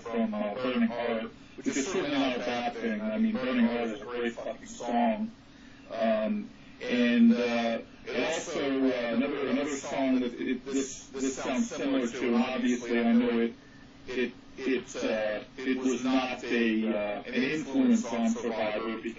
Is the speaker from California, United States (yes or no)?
yes; Fountain Valley, California, United States; I'm from Fountain Valley, California, which is actually right next door to Santa Ana.